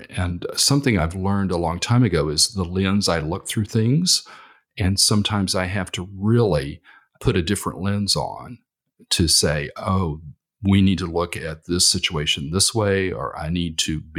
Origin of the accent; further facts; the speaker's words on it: Texas, United States; because I came from Texas, uh, which is very conservative now